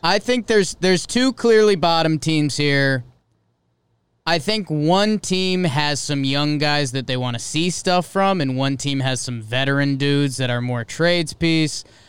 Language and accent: English; East Coast, United States; I'm from the East Coast